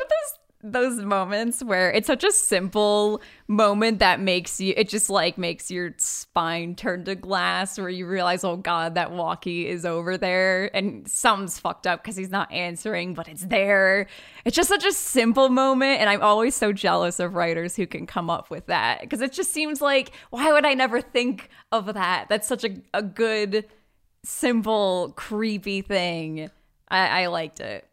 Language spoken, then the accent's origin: English; Michigan, United States; we're from Michigan.